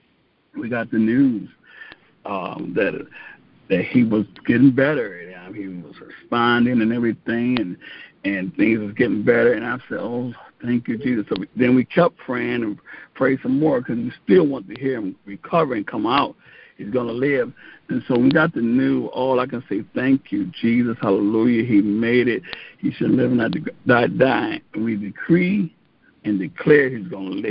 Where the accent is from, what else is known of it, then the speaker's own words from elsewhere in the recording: Joliet, Illinois, United States; Born and raised in Joliet, Illinois